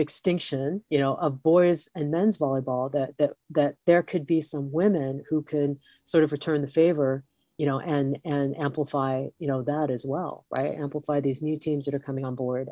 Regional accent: Hawaii, United States; I come from Hawaii

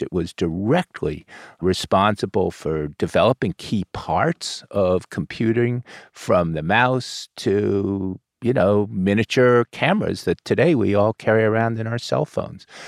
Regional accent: Florida, United States; we're both from Florida.

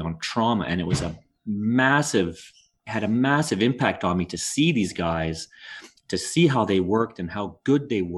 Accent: Montreal, Quebec, Canada; also born or lived in Ottawa; I grew up my whole life in Montreal. I was I'm born in Ottawa, but really my family moved to Montreal when I was around 1 year old

